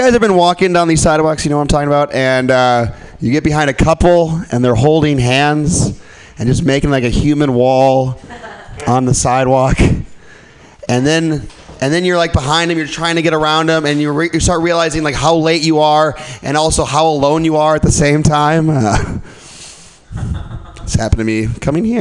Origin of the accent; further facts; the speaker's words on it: Milwaukee, Wisconsin, United States; And I grew up in Milwaukee.